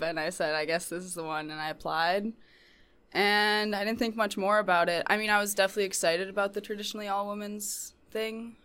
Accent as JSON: {"language": "English", "town": "Portland", "region": "Maine", "country": "United States", "said": "I am from Portland, Maine"}